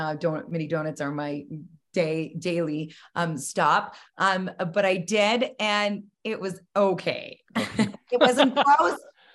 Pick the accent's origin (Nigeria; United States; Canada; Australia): Canada; Calgary, Alberta; And I come from Calgary, which I still live in, and I choose to live here.